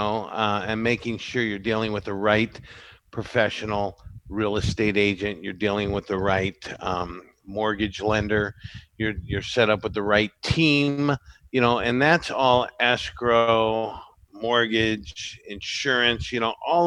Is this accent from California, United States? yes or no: yes; Santa Barbara, California, United States; I was born and raised here